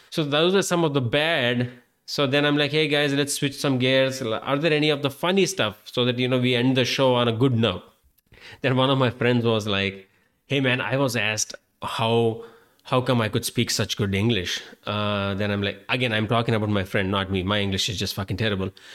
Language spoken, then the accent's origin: English; India; moved away as an adult; I'm Indian and I sound like an I T specialist.